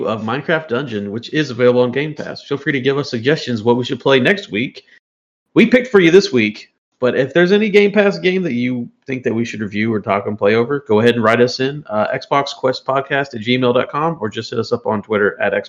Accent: the South, United States; We are from the South

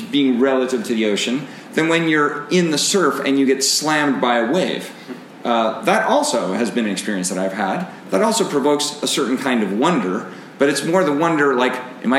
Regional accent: Seattle, Washington, United States; for me, growing up in Seattle

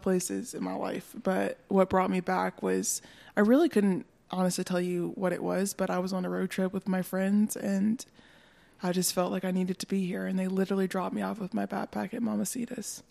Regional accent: North Carolina, United States; also born or lived in Hendersonville, North Carolina / Bryson City, North Carolina; now in Asheville, United States; I was born in North Carolina

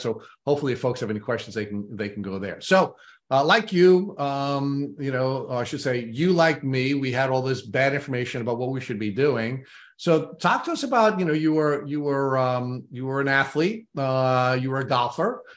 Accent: Long Island, New York, United States; accent: thick Long Island; grew up on Long Island

